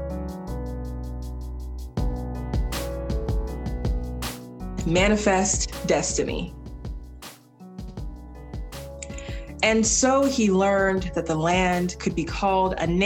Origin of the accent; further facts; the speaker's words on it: the South, United States; as a Southerner and as a Black person